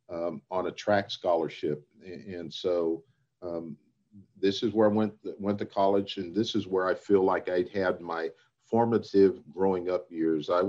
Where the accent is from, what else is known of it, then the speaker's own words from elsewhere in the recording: Anchorage, Alaska, United States; born there; also born or lived in Italy / Pakistan; grew up all over the place. Um, uh, was uh, born in Anchorage, Alaska, lived in Italy, lived in Pakistan, um